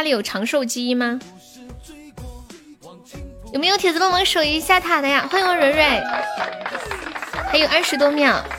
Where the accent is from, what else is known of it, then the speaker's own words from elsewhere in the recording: Sichuan, China; 我们四川话有一句话叫“腰房出老辈子”